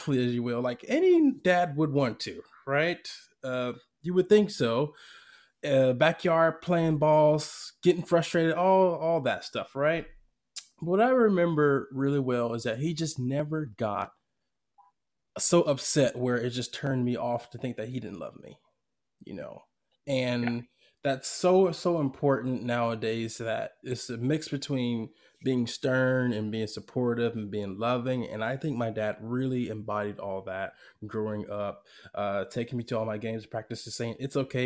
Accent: Atlanta, Georgia, United States; now in Bay Area, United States; I'm from Atlanta, Georgia, literally the opposite end of the country.

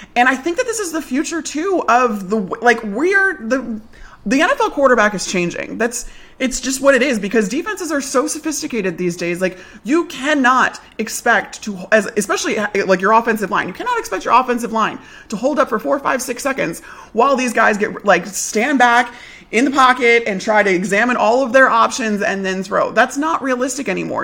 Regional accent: Chicago, Illinois, United States; I grew up in Chicago all my life.

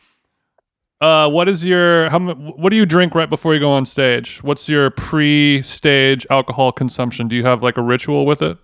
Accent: Orange County, California, United States; me growing up in Orange County, California

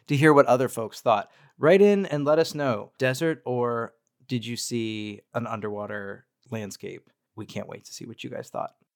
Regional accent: Colorado, United States; I grew up in Colorado

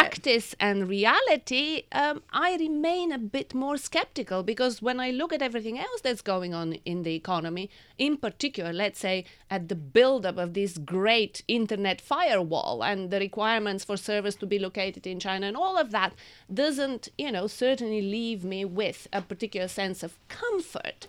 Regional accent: Bulgaria; moved away; I was born in Bulgaria and I lived under communism.

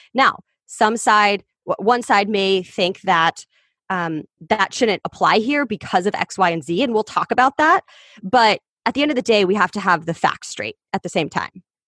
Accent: Kansas City, Kansas, United States; moved away as an adult; also born or lived in Columbia, Missouri / Los Angeles; I grew up in Kansas City on the Kansas side.

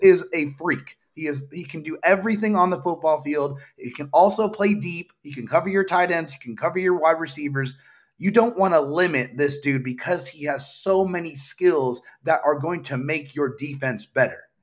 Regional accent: San Diego, California, United States; I am from San Diego, born and raised

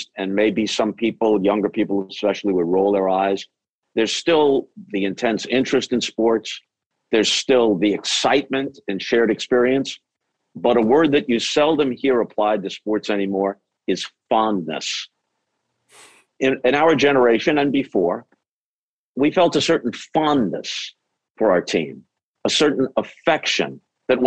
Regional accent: Long Island, New York, United States; I grew up on Long Island, grew up rooting for the Yankees

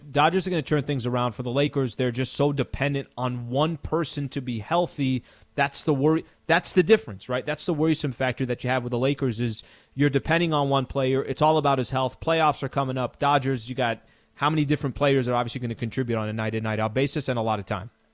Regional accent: San Diego, California, United States; the Middle Eastern me, growing up in San Diego, California

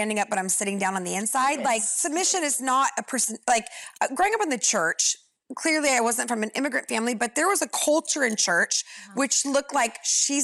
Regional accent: California, United States; I'm a California Christian

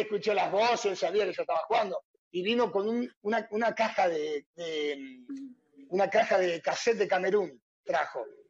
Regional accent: Castelar, Buenos Aires Province, Argentina; born or raised there; also born or lived in Luján, Buenos Aires Province

